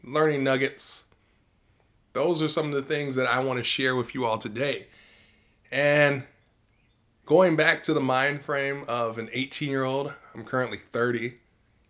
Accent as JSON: {"language": "English", "town": "Aurora", "region": "Illinois", "country": "United States", "tie": "born or raised there", "also_born_or_lived": "Elmhurst, Illinois / Addison, Illinois / Carol Stream, Illinois / Bloomington, Illinois", "moved": "as an adult", "said": "I was born and raised in the state of Illinois."}